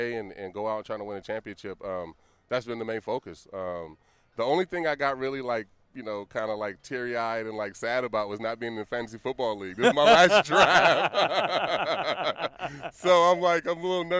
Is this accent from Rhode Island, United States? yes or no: no; Vallejo, California, United States; being from Vallejo and having my whole family here